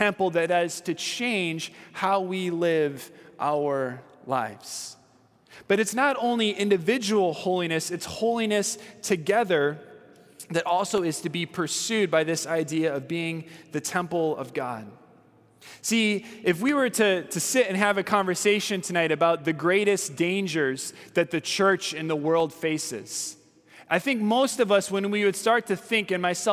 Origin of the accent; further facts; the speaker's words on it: California, United States; I'm from California